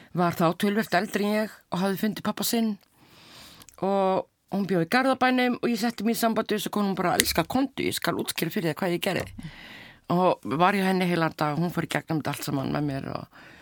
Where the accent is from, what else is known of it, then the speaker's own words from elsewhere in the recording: Keflavík, Southern Peninsula, Iceland; þar sem ég ólst upp í keflaði